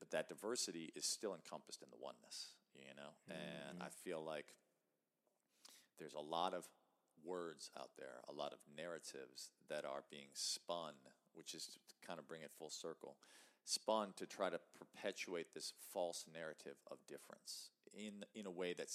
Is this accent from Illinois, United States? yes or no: yes; Chicago, Illinois, United States; I grew up in Chicago, in the city